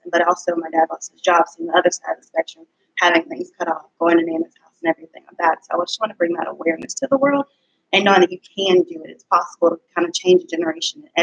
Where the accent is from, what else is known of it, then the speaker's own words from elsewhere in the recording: Louisiana, United States; so I didn't go to LSU, but I'm from Louisiana, so I always